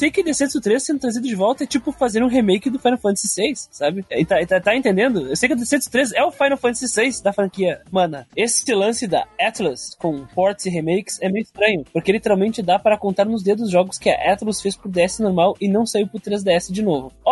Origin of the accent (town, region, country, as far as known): Brazil